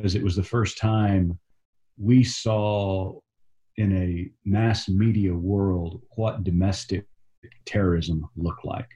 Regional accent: Tulsa, Oklahoma, United States; also born or lived in Texas; I'm a native Okie. I grew up in Tulsa, Oklahoma.

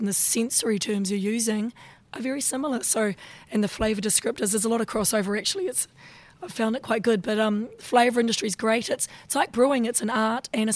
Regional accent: South Island of New Zealand, New Zealand; accent: Kiwi; I'm from South Island of New Zealand

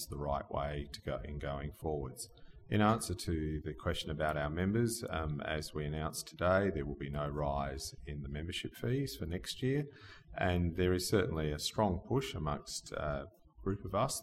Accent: Australia; moved away as an adult; also born or lived in eastern states of Australia; this is my hometown. This is where I grew up

